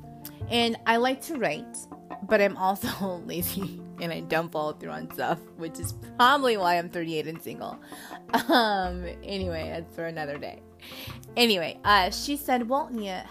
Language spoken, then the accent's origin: English; California, United States; now in Oklahoma City, United States; I am from California, but I live in Oklahoma City right now for work